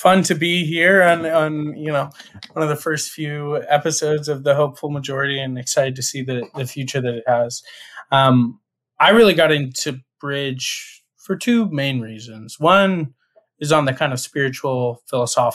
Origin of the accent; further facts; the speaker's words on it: Sonora, California, United States; also born or lived in Berkeley, California; my town is named Sonora, California